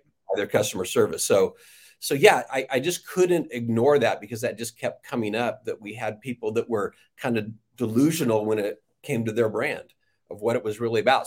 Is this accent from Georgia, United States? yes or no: no; Riverside, California, United States; I was born in Riverside, California, and didn't wander far from, uh, Riverside.